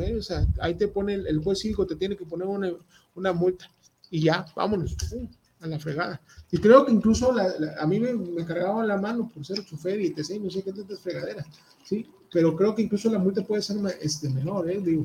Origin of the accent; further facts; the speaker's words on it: Veracruz, Mexico; now in Guadalajara, Mexico; todas las personas que somos de Veracruz, de Veracruz Puerto